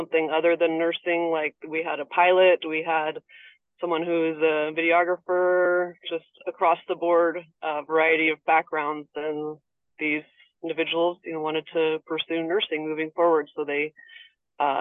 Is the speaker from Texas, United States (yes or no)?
no; San Diego, California, United States; also born or lived in Santa Barbara, California / Nicaragua; I'm from San Diego, California. Yeah. Born